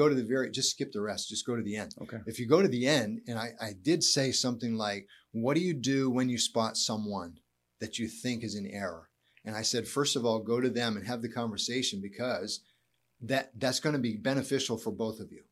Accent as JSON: {"language": "English", "country": "United States", "said": "being an American"}